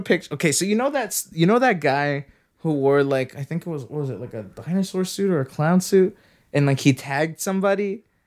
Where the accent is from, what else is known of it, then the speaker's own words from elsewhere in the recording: Canada; I'm Canadian